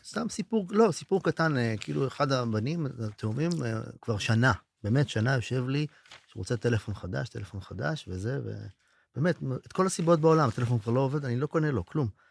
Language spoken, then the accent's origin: Hebrew; Israel; לבני הקיבוצים, שהם כמוני. אומנם אני מקיבוץ אחר או מאזור אחר